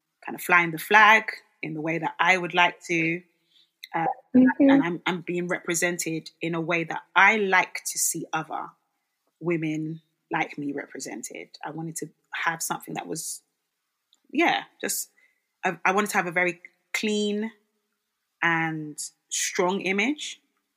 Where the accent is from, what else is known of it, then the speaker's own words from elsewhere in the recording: Nigeria; now in London, United Kingdom; I'm from Nigeria.